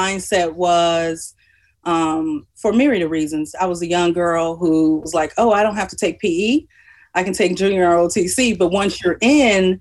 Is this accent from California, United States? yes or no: no; Chicago, Illinois, United States; Born and raised in Inglewood for high school. We moved further south out of the Inglewood community and attended Morgan Park High School